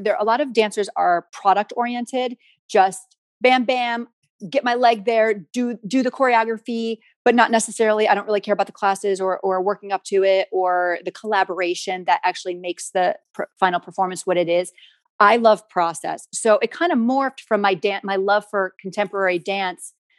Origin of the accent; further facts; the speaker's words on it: United States; I'm from the States and primarily my career has been in the States